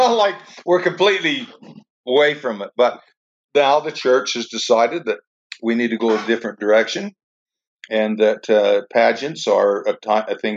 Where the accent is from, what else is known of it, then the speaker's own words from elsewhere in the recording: Richfield, Utah, United States; I grew up in Richfield, just down the street from Manti